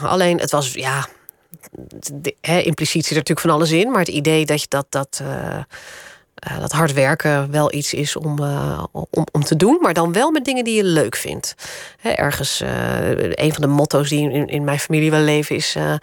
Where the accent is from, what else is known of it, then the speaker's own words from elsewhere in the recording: Randstad, Netherlands; also born or lived in Groningen; Het was overigens niet in Groningen hoor, daar ben ik al geboren, maar dat, daar heb ik maar een paar jaar gewoond. Dus dat was eh, later in het leven in, het, in de Randstad.